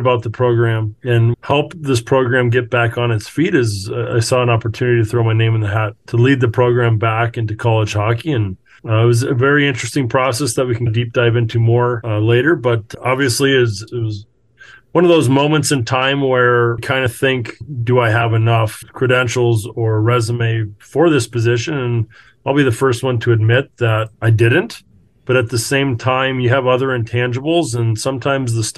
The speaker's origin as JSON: {"language": "English", "region": "Alaska", "country": "United States", "tie": "born or raised there"}